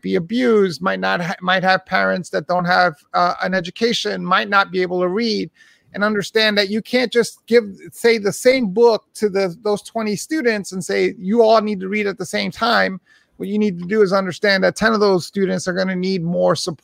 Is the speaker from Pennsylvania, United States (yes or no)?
no; New York City, New York, United States; I was born and raised in Hell's Kitchen, New York, back in the 70s and 80s